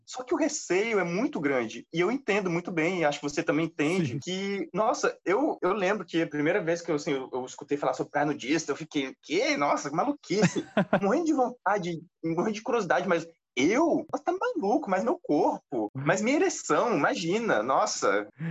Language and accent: Portuguese; Brazil; eu como brasileiro